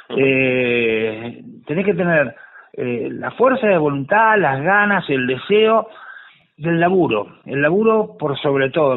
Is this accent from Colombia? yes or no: no; Tandil, Buenos Aires Province, Argentina; moved away; lugar de donde yo vengo, la, localidad de Tandil